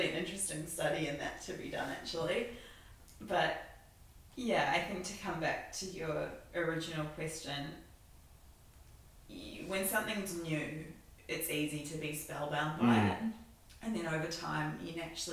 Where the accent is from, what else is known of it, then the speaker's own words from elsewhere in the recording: New Zealand; now in Melbourne, Australia; as a Kiwi who loves the great outdoors